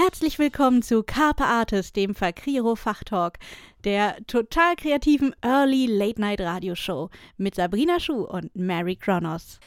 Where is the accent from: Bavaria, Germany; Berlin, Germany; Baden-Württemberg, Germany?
Berlin, Germany; Als Berlinerin